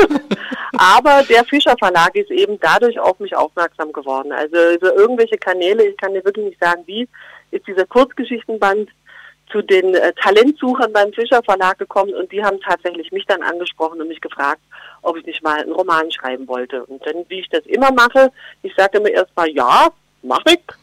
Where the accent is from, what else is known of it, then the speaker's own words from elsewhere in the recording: Geislingen an der Steige, Baden-Württemberg, Germany; accent: Swabian; now in Berlin, Germany; bei uns schätzt man Schwäbisch, klar, natürlich, in Geislingen an der Steige